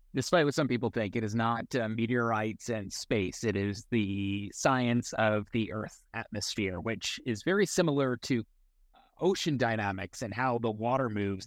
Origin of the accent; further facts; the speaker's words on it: Eastern Long Island, New York, United States; moved away; my hometown on Eastern Long Island